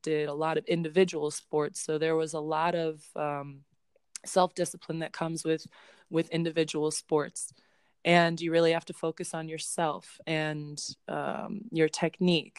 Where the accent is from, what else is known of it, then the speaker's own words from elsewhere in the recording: Chicago, Illinois, United States; I'm from Chicago